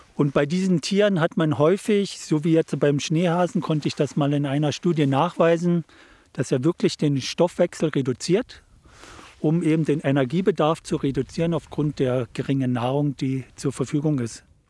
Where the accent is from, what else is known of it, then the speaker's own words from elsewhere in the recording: Hoyerswerda, Saxony, Germany; also born or lived in Munich, Germany; now in Switzerland; als ich aus Hoyerswerda weggegangen bin, bin ich ja nach München gegangen